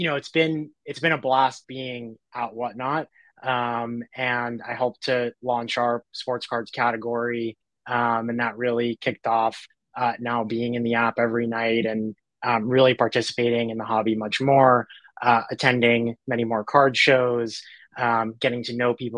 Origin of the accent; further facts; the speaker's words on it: New York, United States; now in Los Angeles, United States; I'm originally from New York. I live